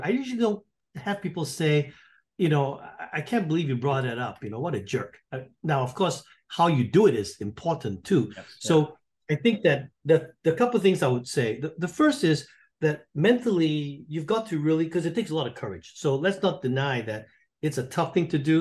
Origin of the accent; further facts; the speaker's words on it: Singapore; accent: pseudo British; moved away as an adult; now in North Carolina, United States; I'm from Singapore